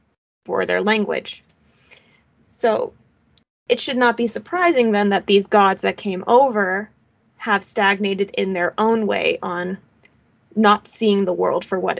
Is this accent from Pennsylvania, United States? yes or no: yes; Pennsylvania, United States; we're both from Pennsylvania here